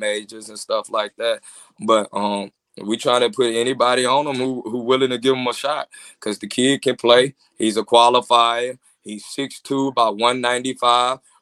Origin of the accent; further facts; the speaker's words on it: Mississippi, United States; now in Atlanta, United States; I'm from Mississippi